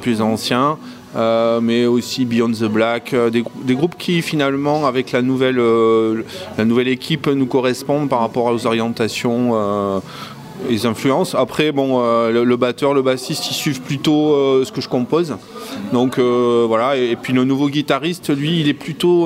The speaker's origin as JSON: {"language": "French", "region": "southern France", "country": "France", "said": "nous, dans le sud, hein, nous, on est proche de l'Espagne"}